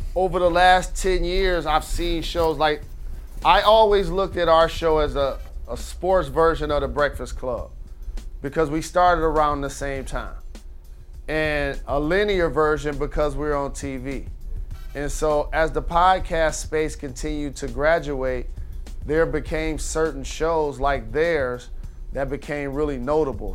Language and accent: English; Detroit, Michigan, United States; I'm from Detroit